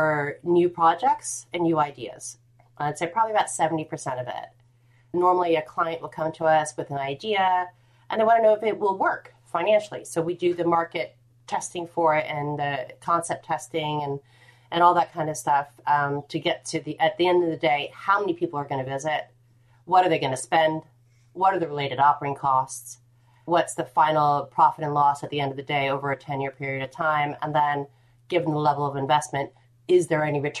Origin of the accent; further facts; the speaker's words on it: United States; now in United Kingdom; as an American living in the UK